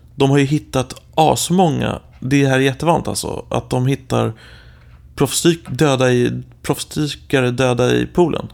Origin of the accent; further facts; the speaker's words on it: Sweden; moved away as an adult; jag är från Sverige